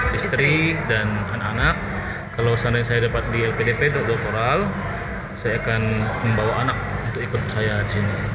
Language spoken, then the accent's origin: Indonesian; Bangka Belitung Islands, Indonesia; saya dari Belitung